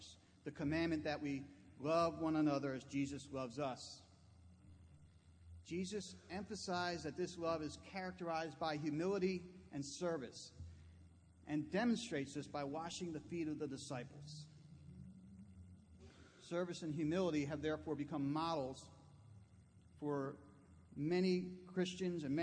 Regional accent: New Jersey, United States; Growing up in New Jersey

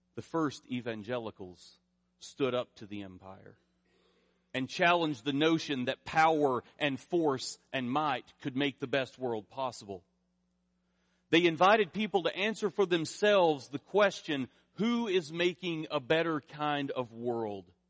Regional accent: rural eastern Kentucky, United States; moved away; I grew up in the Southern Baptist Church in rural eastern Kentucky

